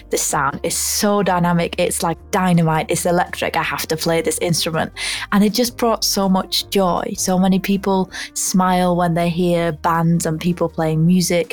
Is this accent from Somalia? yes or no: no; Ulverston, North West England, United Kingdom; now in London, United Kingdom; I'm originally from Ulverston, which is a really small town in the north of England, and I now live in London